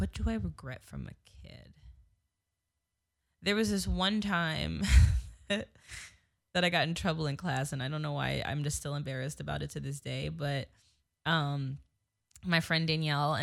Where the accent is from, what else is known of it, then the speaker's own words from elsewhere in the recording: New Jersey, United States; moved away; I grew up in New Jersey my whole life